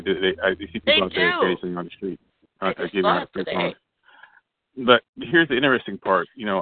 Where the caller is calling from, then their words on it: California, United States; I'm calling from California